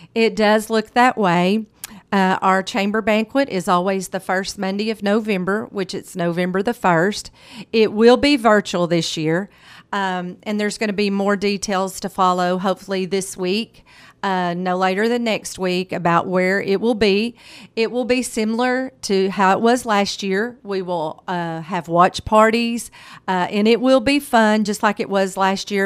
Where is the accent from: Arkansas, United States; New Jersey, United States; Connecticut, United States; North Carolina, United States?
Arkansas, United States; Morrilton; I'm a graduate, I'm an alumni from Morrilton High School